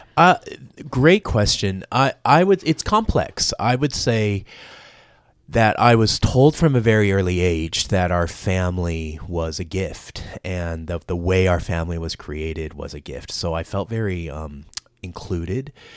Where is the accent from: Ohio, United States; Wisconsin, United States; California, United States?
California, United States; Los Angeles; accent: Los Angelino; moved away as an adult; also born or lived in Vietnam / Pasadena; now in Australia; you would have guessed Los Angelino, and that's where I spent the first eighteen years of my life.